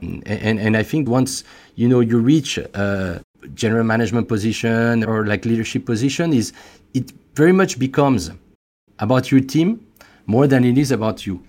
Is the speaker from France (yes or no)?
yes; France; accent: French; English is a second language; as you could probably guess by, uh, by my accent, I'm, I'm French